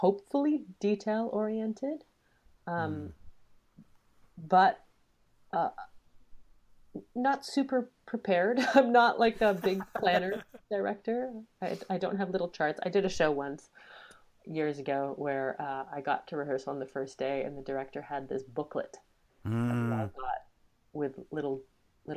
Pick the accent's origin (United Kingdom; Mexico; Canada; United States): Canada; We're so Canadian